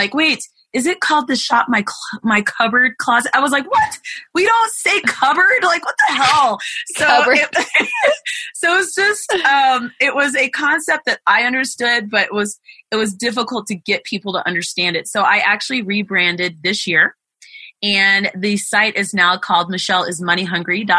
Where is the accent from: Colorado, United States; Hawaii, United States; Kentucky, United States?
Colorado, United States; moved away; I come from the state of Colorado